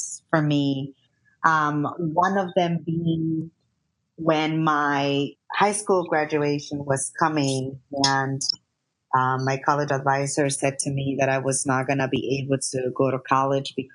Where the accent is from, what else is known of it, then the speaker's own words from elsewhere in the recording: New York City, New York, United States; I grew up undocumented in New York